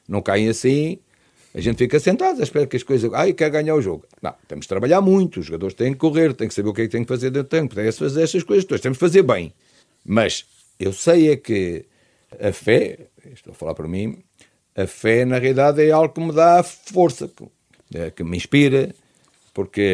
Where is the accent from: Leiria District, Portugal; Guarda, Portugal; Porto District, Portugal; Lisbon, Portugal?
Lisbon, Portugal; lá do meu bairro da Penha de França